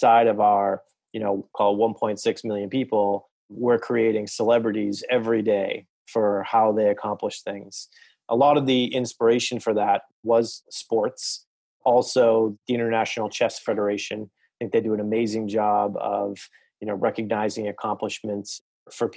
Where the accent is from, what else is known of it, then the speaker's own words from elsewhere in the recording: Boston, Massachusetts, United States; I am from the Boston area, native, still live there